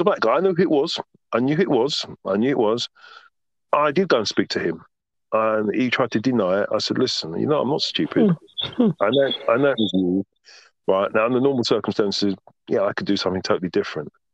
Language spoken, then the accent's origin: English; London, United Kingdom; moved away as an adult; now in Margate, United Kingdom; growing up in Southwest London, Tooting, where I lived